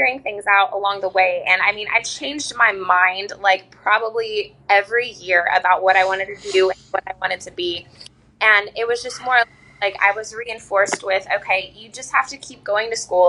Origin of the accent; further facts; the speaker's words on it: Southern Indiana, United States; also born or lived in Nashville, Tennessee; now in New Orleans, United States; I am originally from Southern Indiana, and I moved to New Orleans from Nashville about 8 months ago